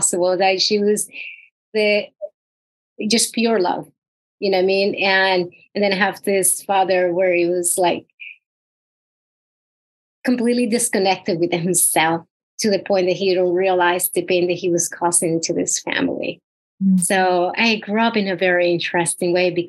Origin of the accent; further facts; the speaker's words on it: Puerto Rico; Puerto Rico. I am from the tiny island of Puerto Rico.